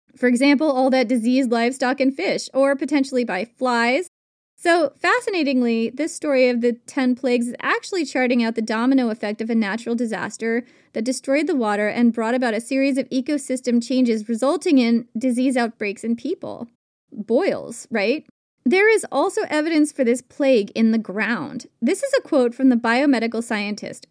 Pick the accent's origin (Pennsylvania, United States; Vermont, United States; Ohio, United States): Vermont, United States; when I grew up in Vermont